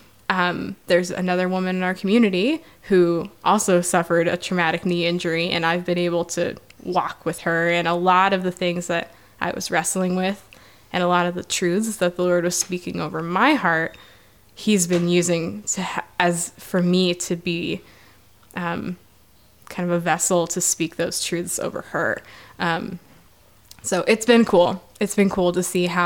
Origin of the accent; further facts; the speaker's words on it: Iowa, United States; now in South Bend, United States; I grew up in Iowa